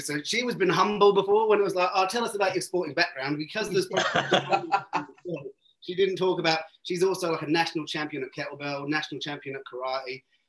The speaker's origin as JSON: {"language": "English", "town": "Birmingham", "region": "West Midlands", "country": "United Kingdom", "tie": "born or raised there", "also_born_or_lived": "Cornwall", "moved": "as an adult", "lives_now": "Australia", "said": "Born in Birmingham, lived there till I was 11, moved down to Cornwall"}